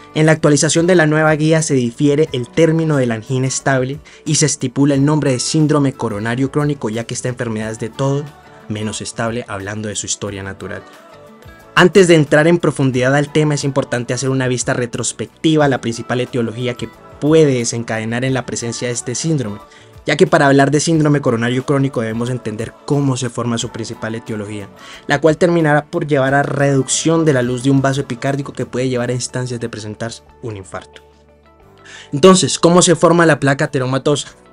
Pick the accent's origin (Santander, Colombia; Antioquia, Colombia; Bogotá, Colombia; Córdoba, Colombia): Antioquia, Colombia; Medellín; moved away; also born or lived in Cali; Nací en Medellín, pero mi estudio de pregrado lo hice en Cali, en la Universidad Libre